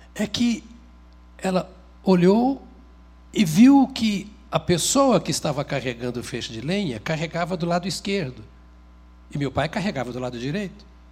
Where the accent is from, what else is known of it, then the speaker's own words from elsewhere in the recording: Paraná, Brazil; foram para o Paraná, onde eu nasci como colonizadores